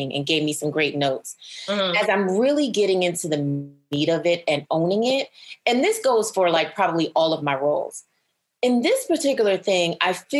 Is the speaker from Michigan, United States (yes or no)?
no; New York City, New York, United States; I am from Brooklyn, New York